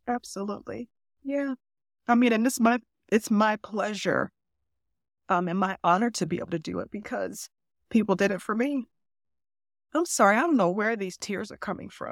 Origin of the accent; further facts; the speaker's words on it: Cleveland, Ohio, United States; I grew up in the inner city of Cleveland